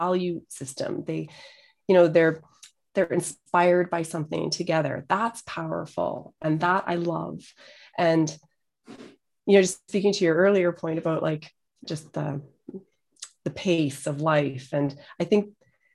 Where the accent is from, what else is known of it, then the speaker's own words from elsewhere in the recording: Edmonton, Alberta, Canada; moved away; also born or lived in Calgary; got back to my home city, which I'd been kind of avoiding for so long, going back to Edmonton